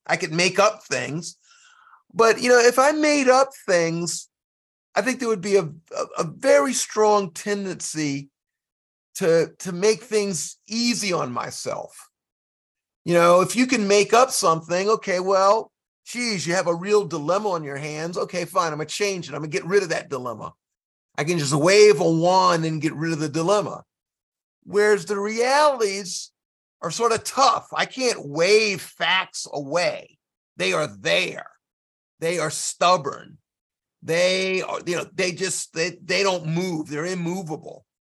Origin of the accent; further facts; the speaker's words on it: South Carolina, United States; I'm from South Carolina